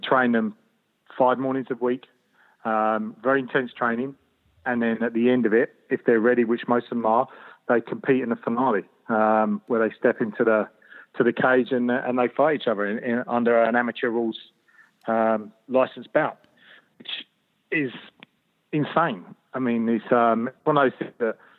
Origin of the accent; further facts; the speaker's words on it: London, United Kingdom; moved away as an adult; now in Sydney, Australia; I grew up in London, so it's and not very nice part of London